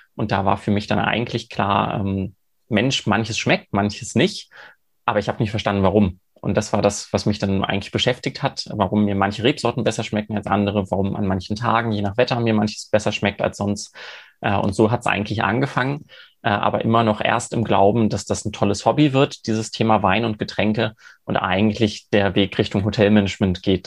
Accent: Cologne, North Rhine-Westphalia, Germany; moved away; ich komme äh, ursprünglich aus Köln, ich bin eine Kölsche Jung, äh, also eher mit Bier groß geworden

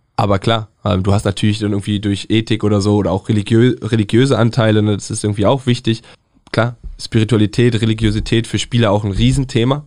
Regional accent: Northern Germany, Germany; Ich komme aus dem Norden.

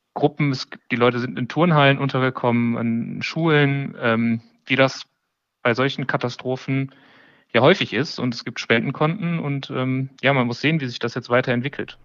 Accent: Duisburg, North Rhine-Westphalia, Germany; moved away; ich komme ursprünglich aus Duisburg, das ist auch direkt am Rhein

